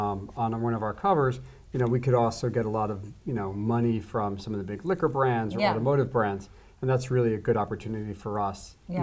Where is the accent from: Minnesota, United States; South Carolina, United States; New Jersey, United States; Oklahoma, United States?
New Jersey, United States; moved away as an adult; now in Los Angeles, United States; I'm from New Jersey. My wife's from New York. I'm from New Jersey. And I came out here in 94.